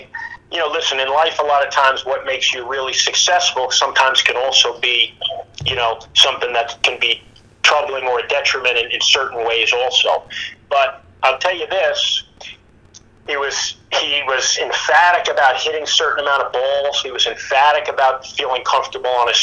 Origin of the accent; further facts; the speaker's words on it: New Jersey, United States; moved away as an adult; also born or lived in Austin, Texas; I'm down here from New Jersey, right? I just left a lot of my Italian brothers, a lot of my Jewish friends.